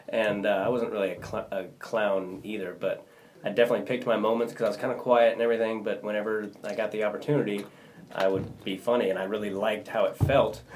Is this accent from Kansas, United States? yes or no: yes; Kansas, United States; I was in six A, which is the biggest division for Kansas